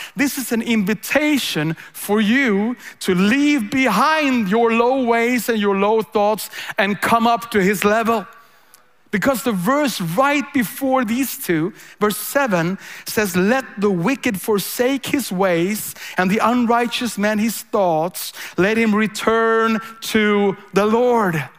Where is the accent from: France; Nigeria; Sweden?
Sweden; I'm a pastor from Sweden.